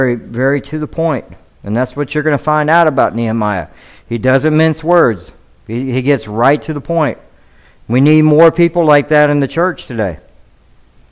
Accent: Atlanta, Georgia, United States; now in Devine, Texas, United States; I was born in Atlanta

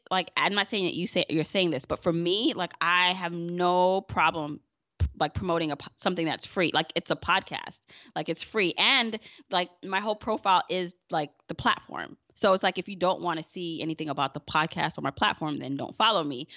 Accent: Jamaica; I'm Jamaican

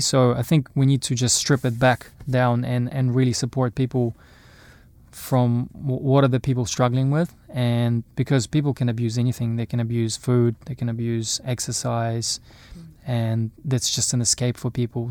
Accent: Irkutsk, Irkutsk Oblast, Russia; also born or lived in Napier, New Zealand / Auckland, New Zealand; now in New Zealand; growing up in Russia, playing sports

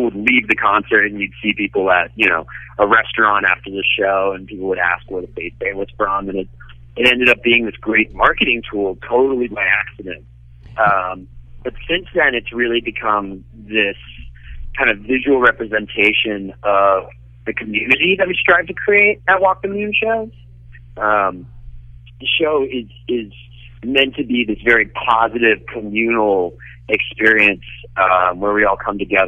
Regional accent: Cincinnati, Ohio, United States; I'm Cincinnati through and through

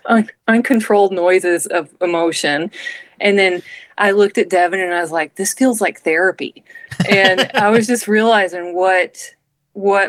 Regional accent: Arkansas, United States; the people I grew up around in Arkansas

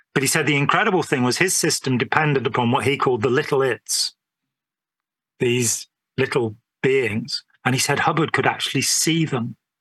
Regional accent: England, United Kingdom; being English

